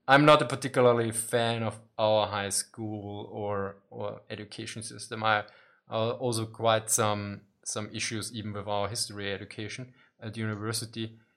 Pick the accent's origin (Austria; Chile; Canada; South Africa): Austria; I'm from Austria